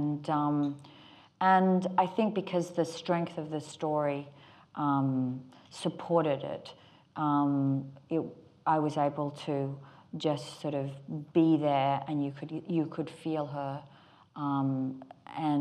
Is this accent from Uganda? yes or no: no; Australia; accent: Australian; my Australian accent